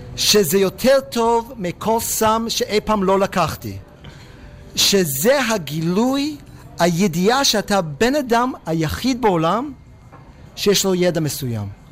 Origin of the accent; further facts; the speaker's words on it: Pittsburgh, Pennsylvania, United States; Hebrew is a second language; moved away as an adult; also born or lived in Jerusalem, Israel; now in Israel; בפיטסבורג איפה שגדלתי